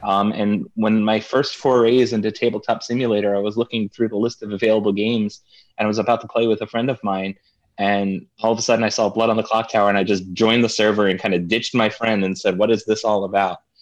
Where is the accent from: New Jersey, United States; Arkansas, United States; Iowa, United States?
New Jersey, United States; I'm from New Jersey